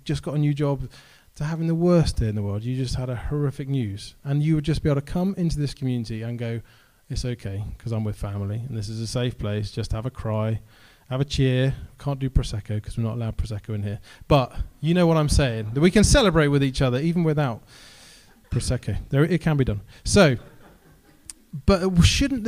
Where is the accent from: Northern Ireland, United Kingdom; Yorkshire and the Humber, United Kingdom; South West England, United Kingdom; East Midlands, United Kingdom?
South West England, United Kingdom; Helston; also born or lived in Cardiff; now in Falmouth, United Kingdom; I grew up in Helston